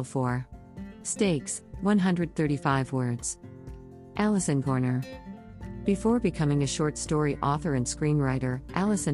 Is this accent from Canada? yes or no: yes; Canada; As a Canadian writer